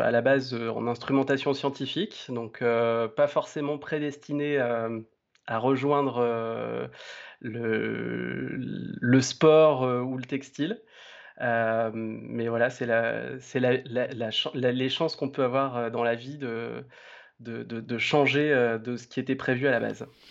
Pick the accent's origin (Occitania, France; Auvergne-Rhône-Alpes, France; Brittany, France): Auvergne-Rhône-Alpes, France; Romans-sur-Isère; now in Lyon, France; j'ai euh, grandi euh, donc dans la banlieue de hum, Romans-sur-Isère, qui est donc dans la Drôme